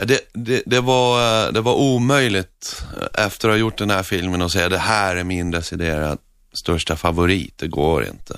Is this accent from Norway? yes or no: yes; Northern Norway, Norway; Swedish is a second language; moved away; jag växte upp i norra Norge